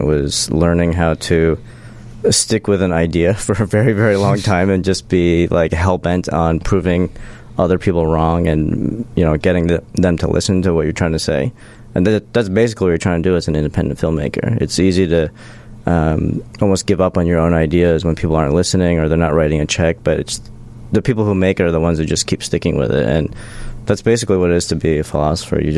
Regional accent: outside of Detroit, Michigan, United States; also born or lived in Los Angeles; now in Chicago, United States; I was actually born not too far from here. I was born outside of Detroit

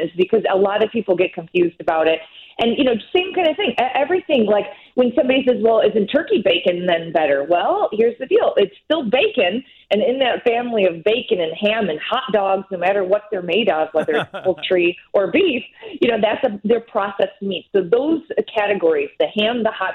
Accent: United States; since I'm American

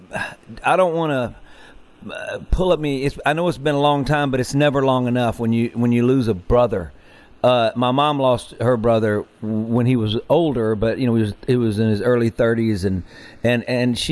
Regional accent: Mississippi, United States; I grew up in Mississippi

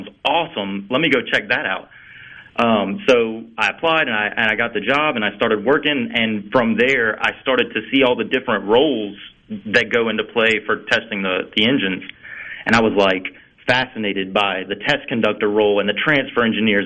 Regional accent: Picayune, Mississippi, United States; I was born in Picayune, which is just a few miles away from Stennis Space Center

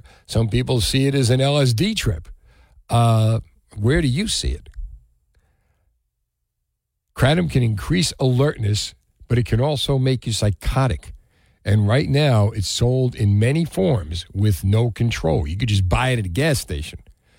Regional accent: Union City, New Jersey, United States; The amazing murals in Union City, my hometown

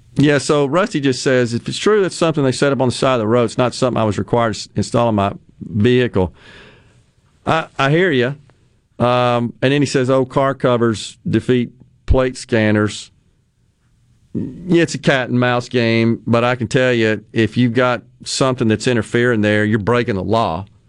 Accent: Mississippi, United States; my home state of Mississippi

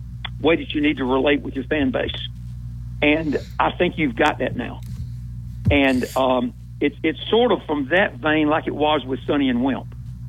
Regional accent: Hueytown, Alabama, United States; I'm from Hueytown, and I'm a state of Alabama guy and a SEC guy

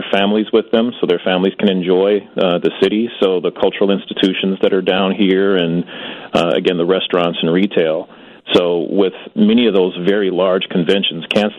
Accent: Chicago, Illinois, United States; I'm a Chicagoan, born and raised here, never lived anywhere else.

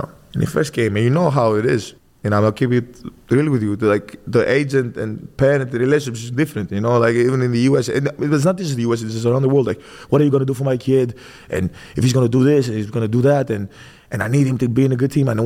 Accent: Greece; moved away as an adult; now in United States; born and raised in Greece

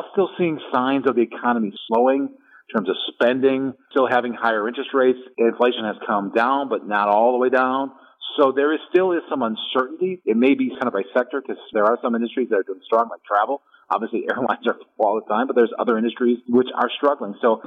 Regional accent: Brown Deer, Wisconsin, United States; I grew up in Brown Deer

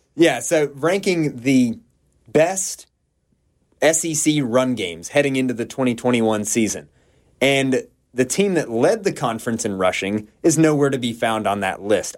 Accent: Georgia, United States; I grew up in Georgia.

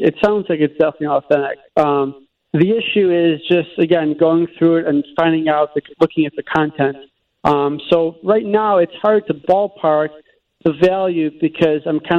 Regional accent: Buffalo Grove, Illinois, United States; I grew up in Buffalo Grove

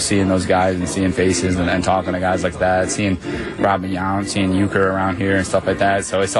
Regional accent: Fredonia, Wisconsin, United States; I grew up in Fredonia, just a real small little town

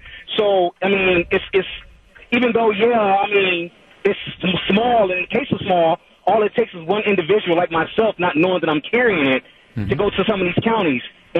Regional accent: Milwaukee, Wisconsin, United States; I'm from Milwaukee.

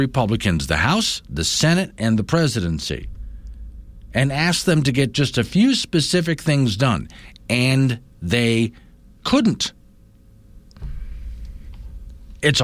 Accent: Florida, United States; moved away; growing up in Florida, citrus. There's orange groves around me

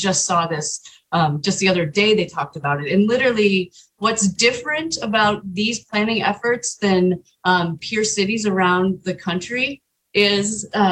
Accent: Scranton, Pennsylvania, United States; moved away as an adult; now in Missoula, United States; I grew up in Scranton, Pennsylvania.

